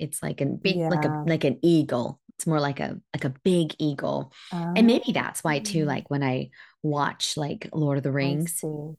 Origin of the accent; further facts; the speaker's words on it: India; I think as an Indian woman, that was the most embarrassing thing.